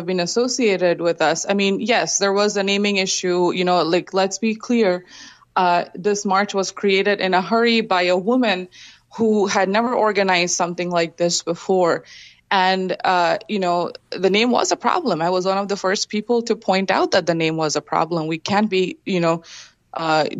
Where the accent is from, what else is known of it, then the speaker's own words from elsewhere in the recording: Kolkata, West Bengal, India; moved away as an adult; also born or lived in Illinois; my hometown of Kolkata, India